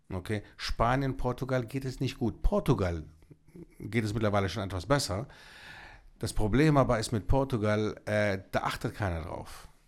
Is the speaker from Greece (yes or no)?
yes; Greece; Ich komme aus Griechenland